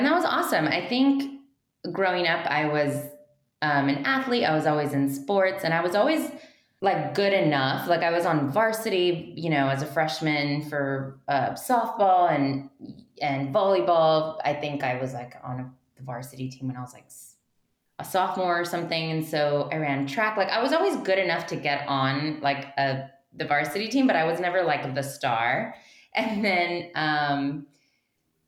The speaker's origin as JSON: {"language": "English", "town": "Mission", "region": "Texas", "country": "United States", "said": "I'm from Mission, Texas"}